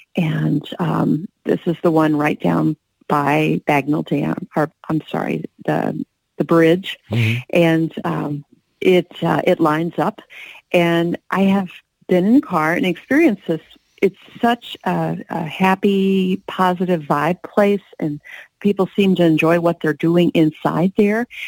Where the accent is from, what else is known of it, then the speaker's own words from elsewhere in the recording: Tennessee, United States; moved away; my home state of Tennessee